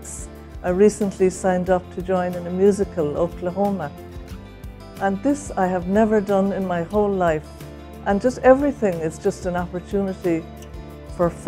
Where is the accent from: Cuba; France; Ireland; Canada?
Ireland; I'm from Ireland.